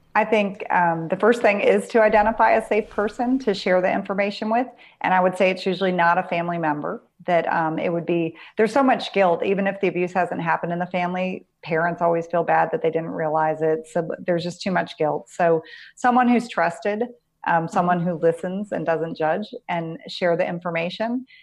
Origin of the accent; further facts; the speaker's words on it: Pennsylvania, United States; I grew up in Pennsylvania